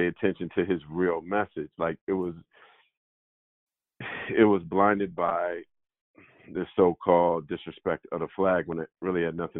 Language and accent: English; San Jose, California, United States; when I was growing up in San Jose